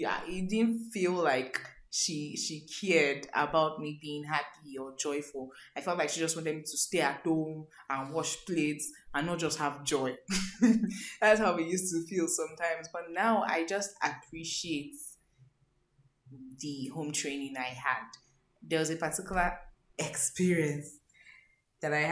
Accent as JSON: {"language": "English", "region": "Lagos", "country": "Nigeria", "tie": "born or raised there", "said": "I grew up living in Mafuluku, Oshodi."}